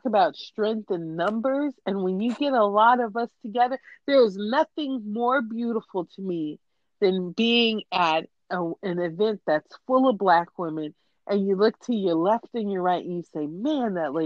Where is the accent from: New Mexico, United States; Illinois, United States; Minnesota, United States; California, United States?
California, United States; I'm from California